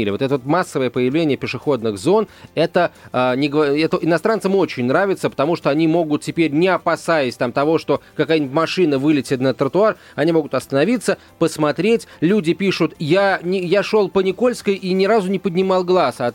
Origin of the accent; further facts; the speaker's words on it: Moscow, Russia; Вот когда мы, москвичи, там ходим по краю вот этих вот зданий